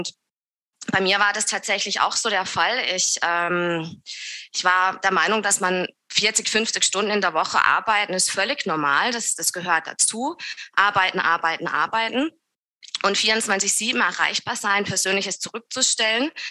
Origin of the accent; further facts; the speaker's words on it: Southern Germany, Germany; accent: Swiss; ich komme aus dem Süden von Deutschland, näher der Schweizer Grenze. Ähm, kann auch ganz sein, dass ich ab und zu mal einen gleichen Schweizer Akzent drinne habe.